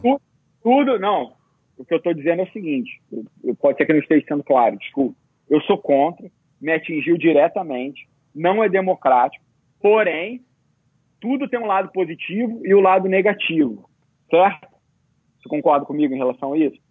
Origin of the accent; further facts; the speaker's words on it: Brazil; moved away; also born or lived in Abu Dhabi; eu sou brasileiro